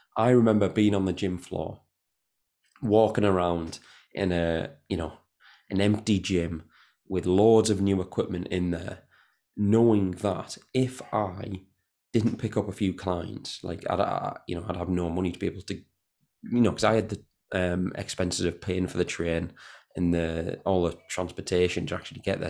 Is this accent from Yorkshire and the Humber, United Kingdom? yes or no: no; Newton Aycliffe, North East England, United Kingdom; I'm from Newton Aircliff